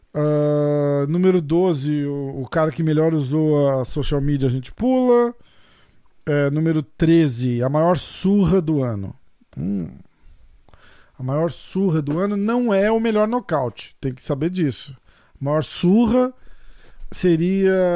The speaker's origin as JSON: {"language": "Portuguese", "country": "Brazil", "said": "eu também sou brasileiro"}